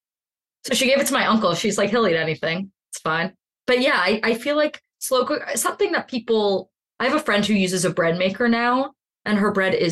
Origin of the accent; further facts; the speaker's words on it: Pittsburgh, Pennsylvania, United States; I'm from Pittsburgh. I'm a Heinz girl.